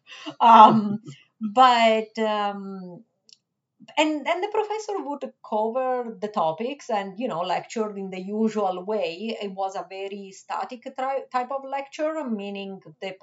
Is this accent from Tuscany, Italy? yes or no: no; Rome, Lazio, Italy; English is a second language; moved away as an adult; also born or lived in Switzerland; now in Michigan, United States; I was born in Switzerland, but I was raised in Italy. Anyways, you get the point. My first 25 years were spent in Rome